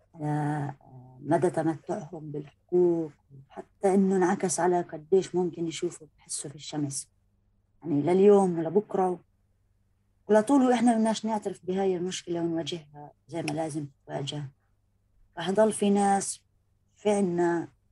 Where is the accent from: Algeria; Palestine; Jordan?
Palestine; أنا انولدت في فلسطين